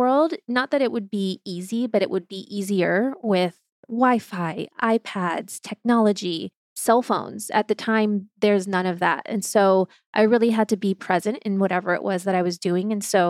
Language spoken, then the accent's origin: English; Ohio, United States; born or raised there; also born or lived in Germany; now in Los Angeles, United States